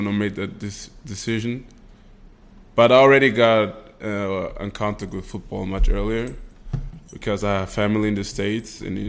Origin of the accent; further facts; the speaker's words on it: Vienna, Austria; I am from Vienna, Austria, born and bred.